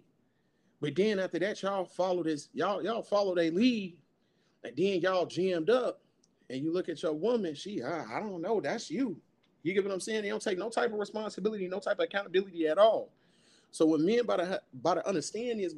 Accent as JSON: {"language": "English", "town": "Chicago", "region": "Illinois", "country": "United States", "said": "I'm from Chicago, South Side"}